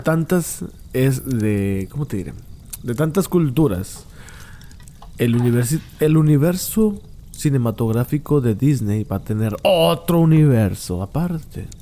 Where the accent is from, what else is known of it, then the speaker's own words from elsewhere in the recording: Monterrey, Nuevo León, Mexico; yo soy de Monterrey. En Monterrey yo no conozco gente indígena.